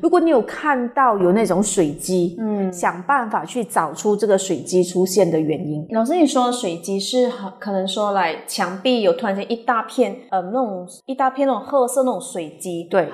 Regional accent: Taiwan; moved away; 我小时候是在台湾长大的

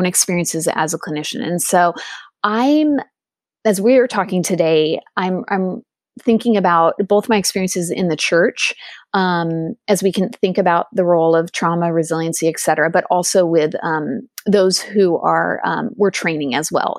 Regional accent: Southern California, United States; also born or lived in England; I also am a California native. I grew up in Southern California

